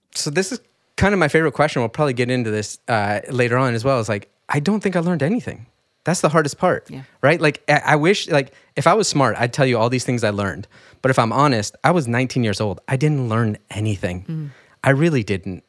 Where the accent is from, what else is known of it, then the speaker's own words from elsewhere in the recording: rural Michigan, United States; I grew up in rural Michigan